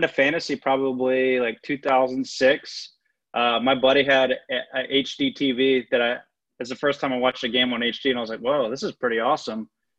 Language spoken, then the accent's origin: English; Norfolk, Virginia, United States; I'm from Norfolk, Virginia. That's where I live currently too.